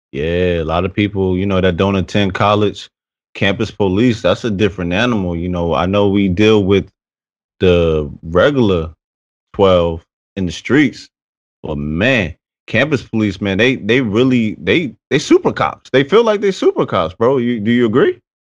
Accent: Paterson, New Jersey, United States; I'm from Patterson, New Jersey.

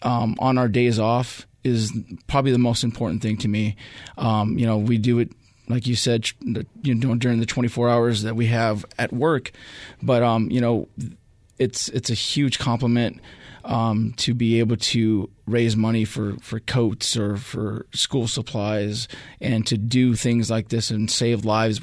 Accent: Phoenix, Arizona, United States; So like you said, I was born and raised here in Phoenix. A couple of my uncles were Phoenix firefighters, so I grew up in the station at a very young age

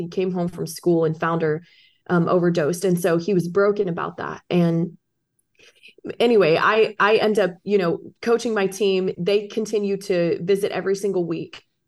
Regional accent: Orlando, Florida, United States; I got back to my hometown of Orlando, Florida.

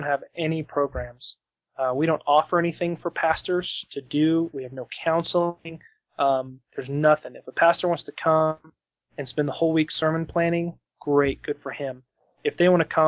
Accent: Denver, Colorado, United States; I was born in Denver, Colorado. I was the last of four kids. I was raised in a Christian home

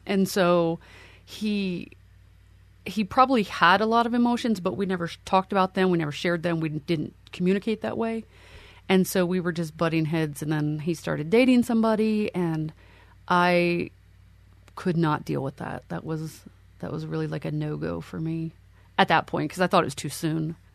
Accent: Lancaster County, Pennsylvania, United States; I am originally from Pennsylvania, grew up in Lancaster County, uh, which is home of the Amish.

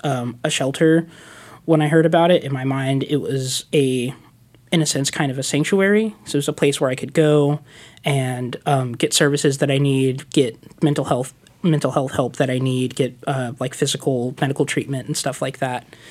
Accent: Stockton, California, United States; moved away as an adult; now in Portland, United States; I'm originally from California

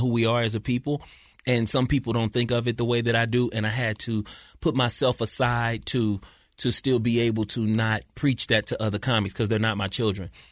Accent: St. Louis, Missouri, United States; moved away as an adult; also born or lived in California; now in Utah, United States; I'm from Saint Louis, Missouri

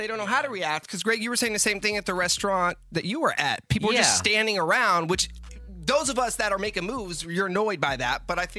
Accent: Marin, California, United States; Because I'm born and raised in Marin.

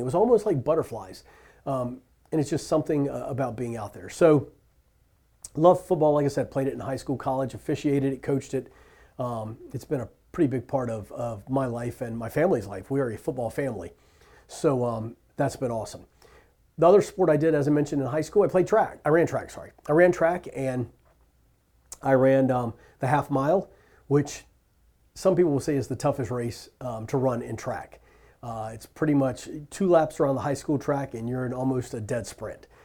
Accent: Richmond, Virginia, United States; I was born and raised in Richmond, Virginia

